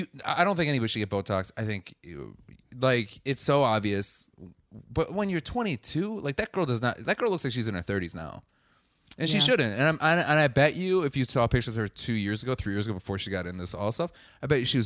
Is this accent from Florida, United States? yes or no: no; Wisconsin, United States; Wisconsin. We get a lot of shit.